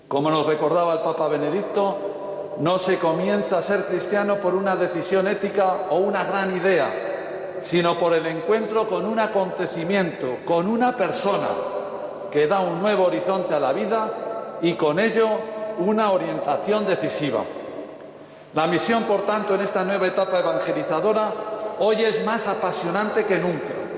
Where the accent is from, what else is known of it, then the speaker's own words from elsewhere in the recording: Burgos, Castile and León, Spain; now in Galicia, Spain; de mi tierra burgalesa